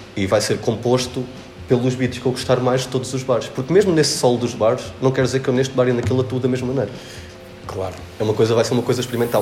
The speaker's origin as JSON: {"language": "Portuguese", "town": "Arganil", "region": "Centro", "country": "Portugal", "tie": "born or raised there", "said": "quando eu cheguei a Arganil, à minha terra"}